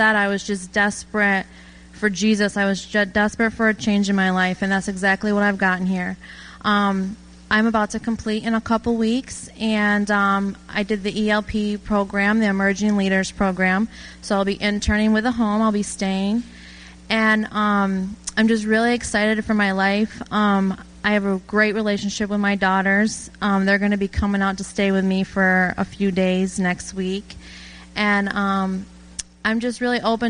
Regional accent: Turin, New York, United States; I'm from Turin, New York, and I have two brothers and a sister

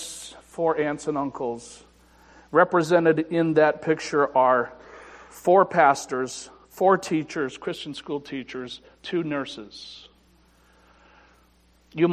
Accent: Afton, New York, United States; I was brought up in the First Baptist Church in Afton, New York.

